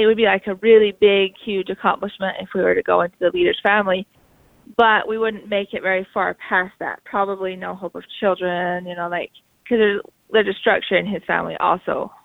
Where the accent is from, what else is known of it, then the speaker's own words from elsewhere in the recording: Sandy, Utah, United States; I was born in Sandy, Utah, which at that time had a bunch of SLDS there. And I went to Alta Academy